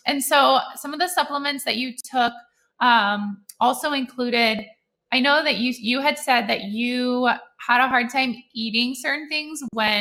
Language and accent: English; Netherlands; moved away; I grew up in Holland and we ate liverwurst